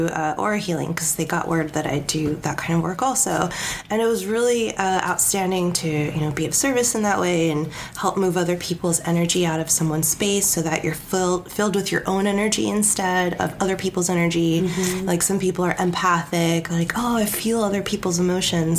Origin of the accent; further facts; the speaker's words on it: California, United States; now in Oregon, United States; I'm from California, sorry, Oregonian. But I claim Oregon now